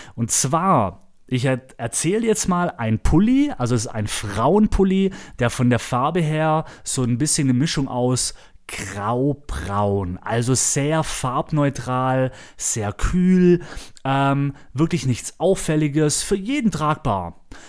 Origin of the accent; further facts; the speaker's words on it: Germany; moved away; ich war zu Hause in meiner Heimatstadt Ramsburg